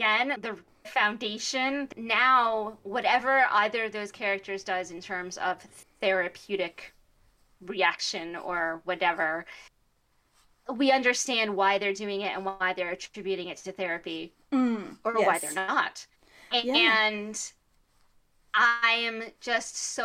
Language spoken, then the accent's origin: English; United States; I say this as an American